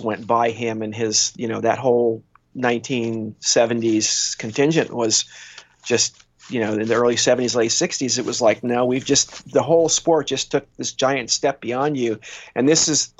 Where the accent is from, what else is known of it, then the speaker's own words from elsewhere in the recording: California, United States; we're from California